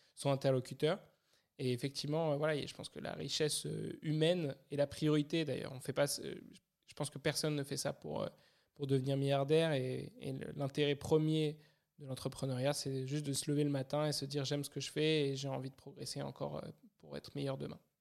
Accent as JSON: {"language": "French", "town": "Paris", "region": "Île-de-France", "country": "France", "tie": "born or raised there", "moved": "yes", "said": "je suis natif de Paris"}